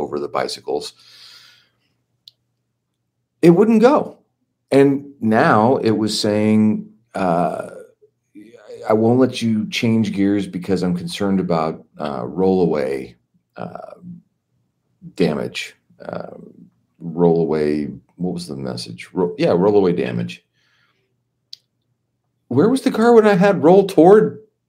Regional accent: Los Angeles, California, United States; I grew up in Los Angeles

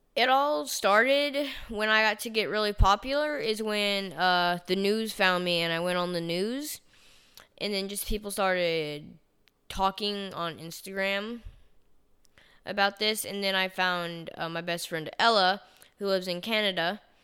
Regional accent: Chattanooga, Tennessee, United States; I was from Chattanooga, Tennessee

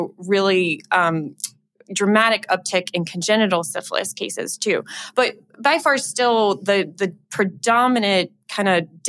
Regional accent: Louisiana, United States; I'm from Louisiana.

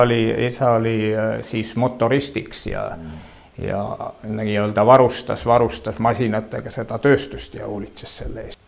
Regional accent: western Saaremaa, Saare County, Estonia; ma olen äh, sündinud Saaremaa lääneosas täiesti

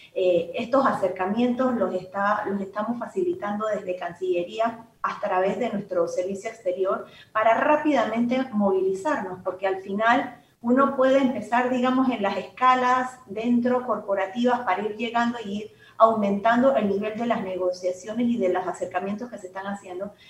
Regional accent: Panama; por todo lo que hemos vivido como panameños

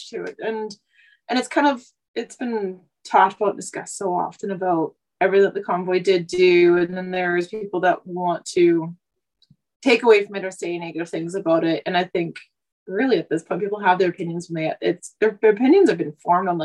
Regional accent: Vancouver, British Columbia, Canada; moved away as an adult; now in Saskatchewan, Canada; I was born and raised in Vancouver.

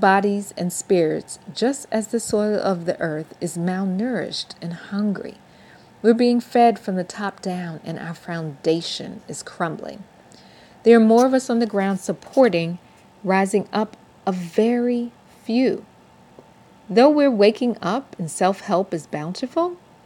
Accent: New York City, New York, United States; now in Atlanta, United States; a native New Yorker born and raised in Brooklyn, living in Atlanta, Georgia for almost 30 years

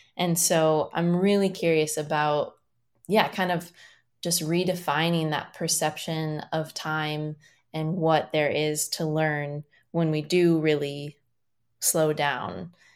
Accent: small town Iowa, United States; moved away as an adult; also born or lived in Minneapolis, Minnesota; being from small town Iowa

